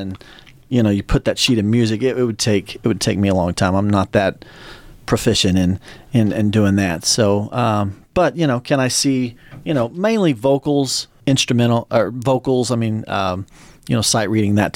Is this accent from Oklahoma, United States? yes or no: yes; Tulsa, Oklahoma, United States; I'm from Tulsa